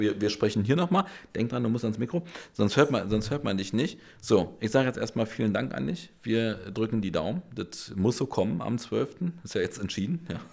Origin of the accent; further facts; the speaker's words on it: Berlin, Germany; ich bin Berliner, Urberliner, ich habe Berlin erfunden